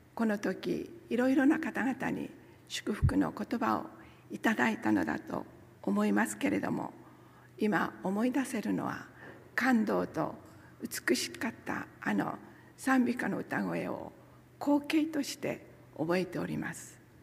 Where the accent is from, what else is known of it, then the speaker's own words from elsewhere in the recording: Hasami, Nagasaki, Japan; moved away as an adult; also born or lived in Tokyo; 私は九州の西端長崎の出身ですそして長崎県には佐世保市とそれから長崎市がございますけれども私の町はその中心にあります波佐見町という小さな町ですそこが私の出身地です